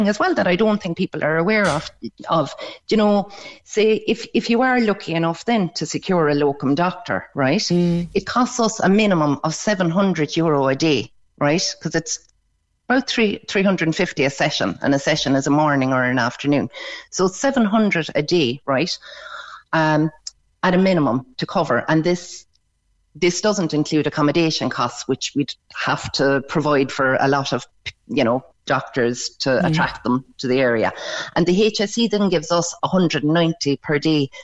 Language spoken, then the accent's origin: English; Beara, Munster, Ireland; I'm from Beara